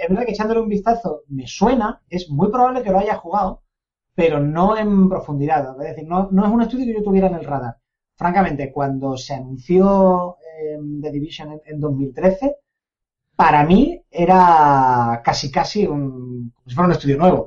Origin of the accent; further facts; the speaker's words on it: Andalusia, Spain; moved away; los andaluces somos medio africanos